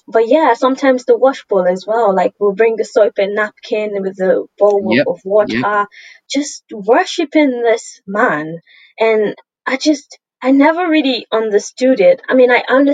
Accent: Nigeria; now in United Kingdom; I'm Nigerian, and mm-hmm. since I've been in Nigeria

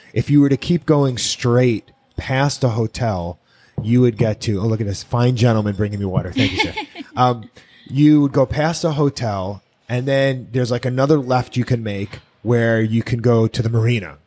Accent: Miami, Florida, United States; I'm originally from Miami. Mm-hmm and Miami Beach in particular

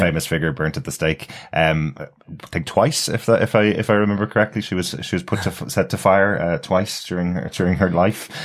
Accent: Ireland; I'm Irish

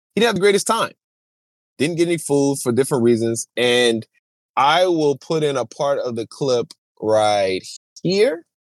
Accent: New Orleans, Louisiana, United States; I'm from New Orleans

